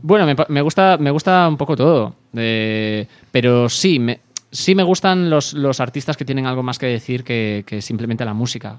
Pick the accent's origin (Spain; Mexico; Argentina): Spain; Santiago de Compostela, Galicia; Santiago de Compostela, que es que es mi, eh, es de donde soy yo